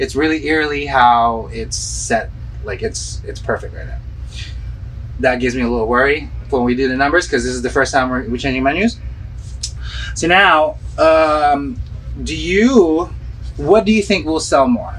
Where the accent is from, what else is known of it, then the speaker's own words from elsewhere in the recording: Philippines; moved away; when I was growing up in the Philippines.